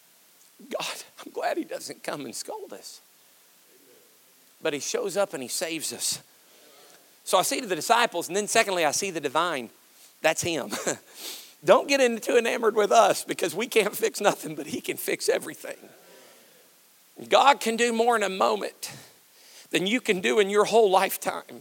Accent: Kentucky, United States; I'm from Kentucky

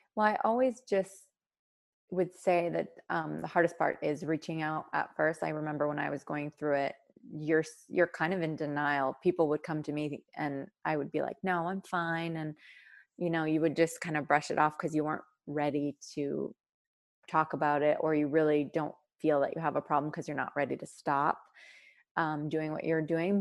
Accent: Sudbury, Ontario, Canada; moved away as an adult; also born or lived in Ottawa, Canada; now in Ohio, United States; I grew up in Sudbury, Ontario, um, born and raised there.

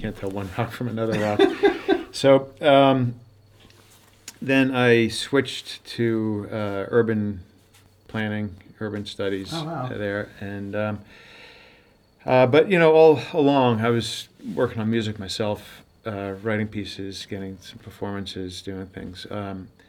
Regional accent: Long Island, New York, United States; moved away as an adult; now in Los Angeles, United States; I'm from Long Island, New York

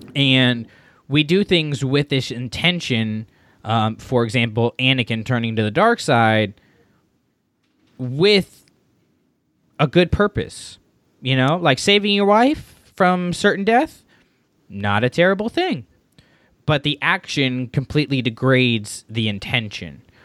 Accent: Florida, United States; moved away; I'm from Florida. I left Florida not on the best of terms

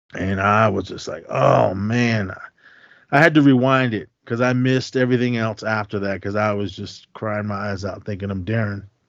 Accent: Oakland, California, United States; we had growing up in Oakland.

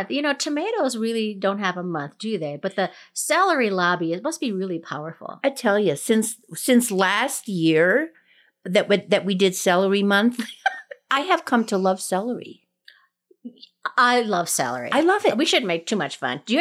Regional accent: Colorado, United States; And I'm …. We're backyard gardeners from Colorado.

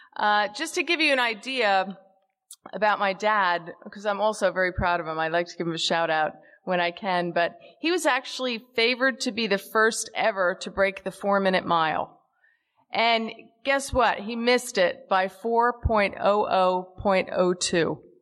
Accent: Caldwell, New Jersey, United States; I was born on November 20th, 1962, in a town that's about a half, half a, uh, an hour west of the George Washington Bridge in New Jersey, a town called Caldwell, New Jersey.

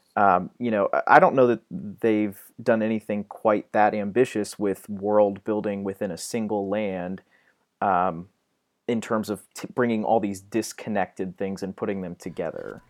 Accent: Ohio, United States; I'm from Ohio.

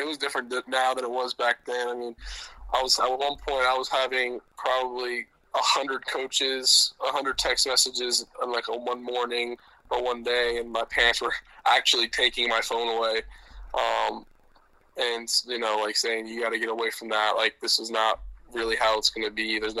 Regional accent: Tampa, Florida, United States; We ended up in Tampa because my dad played for the Bucks. That's how we kind of ended up here. I grew up going to Florida games.

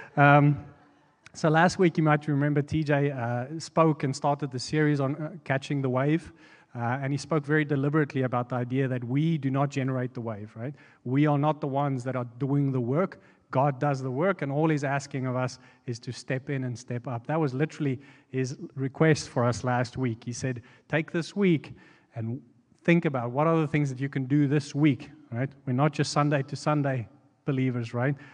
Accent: South Africa; moved away as an adult; now in United States; we're from South Africa

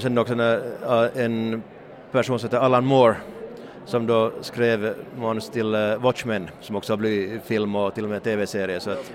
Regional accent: Hanko, Uusimaa, Finland; i Hange, min hemstad

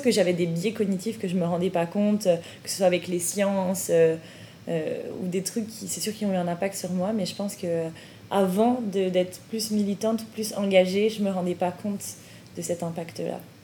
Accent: France; moved away as an adult; now in Montreal, Canada; en tant que famille immigrante, bah on, est Des, on, est on est française

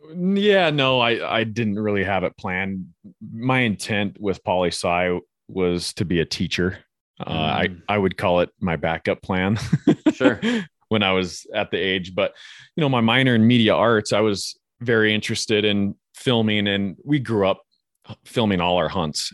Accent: Flathead Valley, northwest Montana, United States; I grew up in the Flathead Valley up in northwest Montana

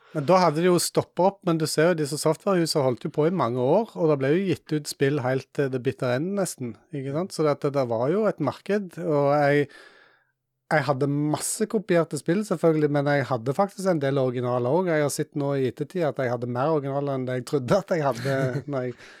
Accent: Jæren, Rogaland, Norway; i området som jeg vokste opp på Jæren

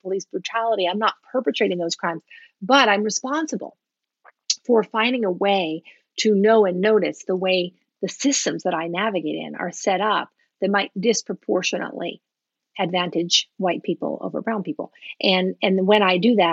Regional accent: United States; first language English; I was born in the U.S., that English is my first language

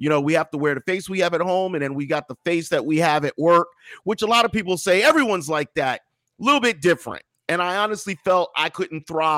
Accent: Scotch Plains, New Jersey, United States; moved away as an adult; also born or lived in Minnesota; Born and raised in Scotch Plains, New Jersey. Class of 91, Scotch Plains Fanwood High School.

